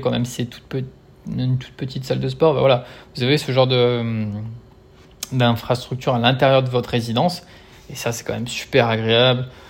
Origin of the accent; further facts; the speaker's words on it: Lyon, Auvergne-Rhône-Alpes, France; moved away as an adult; also born or lived in Brisbane, Australia; now in Australia; je suis de Lyon de base